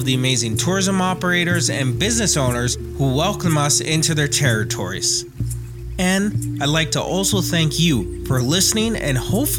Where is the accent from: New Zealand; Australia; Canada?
Canada; Homalco First Nation, British Columbia; also born or lived in Vancouver Island; from the Humalco First Nation, and I love living on Vancouver Island.